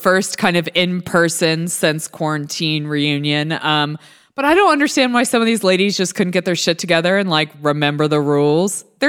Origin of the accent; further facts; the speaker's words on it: New York, United States; And as a New Yorker, she should be fucking embarrassed.